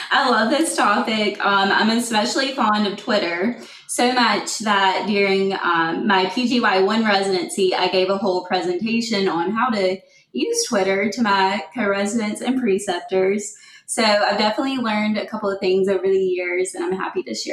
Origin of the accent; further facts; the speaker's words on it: Florence, South Carolina, United States; moved away as an adult; also born or lived in Columbia, South Carolina / Memphis, Tennessee; now in Huntsville, United States; I'm originally from Florence, South Carolina